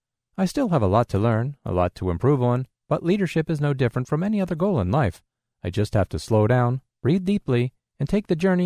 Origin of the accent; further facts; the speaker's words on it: New York, United States; I'm from New York, but I'm currently in training at the Louisiana Center for the Blind.